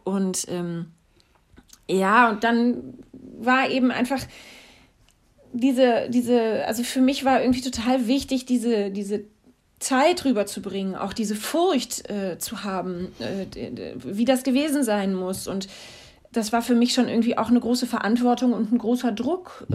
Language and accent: German; North Rhine-Westphalia, Germany; also born or lived in Stuttgart / Mecklenburg-Vorpommern; now in Cologne, Germany; aber ich bin im Rheinland aufgewachsen